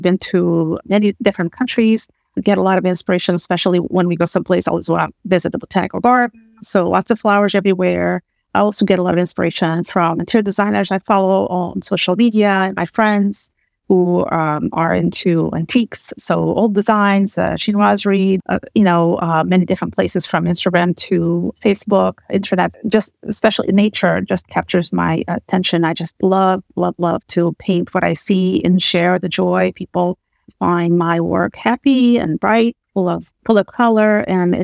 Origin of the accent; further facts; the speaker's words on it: Portugal; moved away as an adult; now in United States; I grew up in Portugal, came here to study in the U.S.